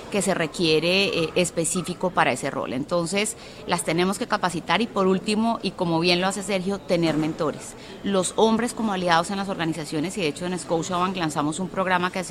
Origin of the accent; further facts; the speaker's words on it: Colombia; Soy colombiana.